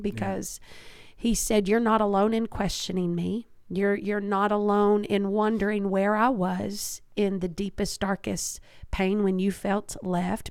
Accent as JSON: {"language": "English", "region": "Kentucky", "country": "United States", "tie": "born or raised there", "said": "I was born and raised in Kentucky."}